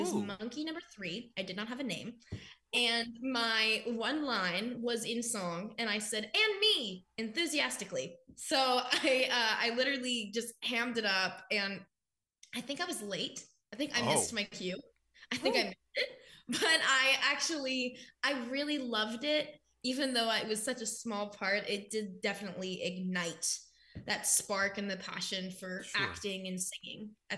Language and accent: English; The Woodlands, Texas, United States; And I was born in the Woodlands. So that's like more of the city upscale-y part of that section.